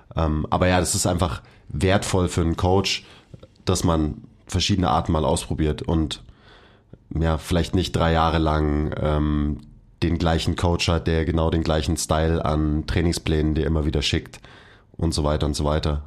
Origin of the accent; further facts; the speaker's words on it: Bavaria, Germany; Ich bin nämlich ein echter Bayer